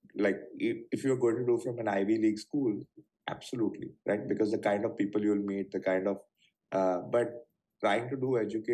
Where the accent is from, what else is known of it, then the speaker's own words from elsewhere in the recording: Mumbai, Maharashtra, India; growing up in Bombay